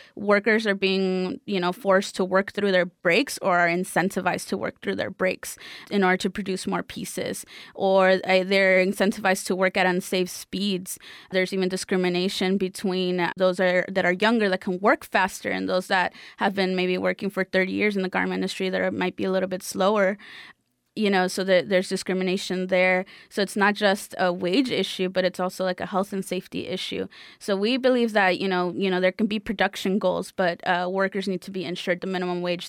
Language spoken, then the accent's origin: English; Los Angeles, California, United States; I am originally from South Central Los Angeles.